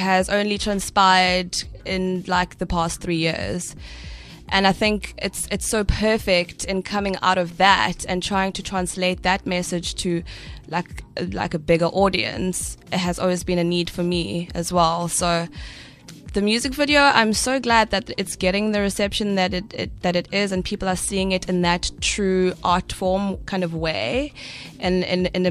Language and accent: English; Durban, KwaZulu-Natal, South Africa; also born or lived in Swaziland; now in Cape Town, South Africa; I was born in Swaziland, Gumswati, and I was raised in Durban. I left Swaziland when I was about 7